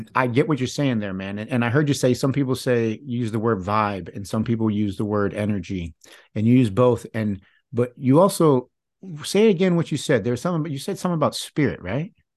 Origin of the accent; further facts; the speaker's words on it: Michigan, United States; I was born and raised in Michigan